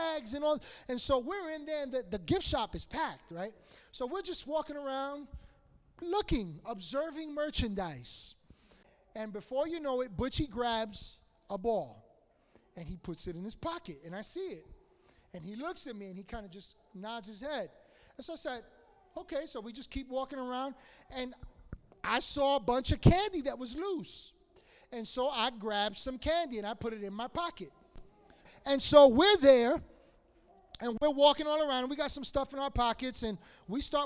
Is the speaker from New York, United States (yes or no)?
yes; New York City, New York, United States; I grew up in Washington Heights